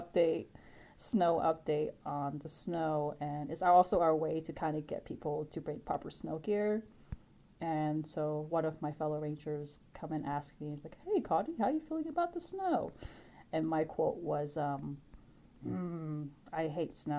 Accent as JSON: {"language": "English", "town": "Los Angeles", "region": "California", "country": "United States", "moved": "yes", "lives_now": "Grand Canyon, United States", "said": "I'm from Los Angeles."}